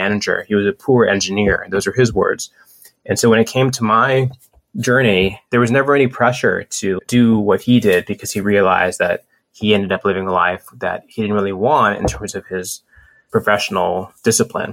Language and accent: English; Atlanta, Georgia, United States; I'm from Atlanta. I'm from the South.